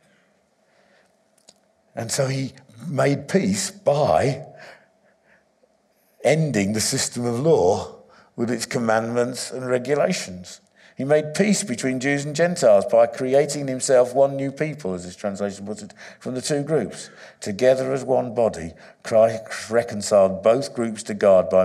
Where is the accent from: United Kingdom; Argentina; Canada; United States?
United Kingdom; England; I was born in England, but my identity is not English